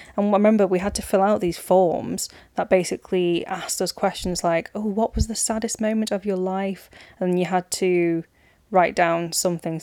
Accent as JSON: {"language": "English", "town": "Manchester", "region": "North West England", "country": "United Kingdom", "said": "I'm from Manchester"}